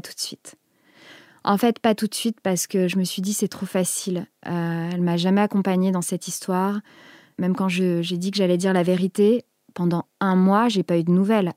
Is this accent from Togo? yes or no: no; Picardy, Hauts-de-France, France; j'ai grandi en Picardie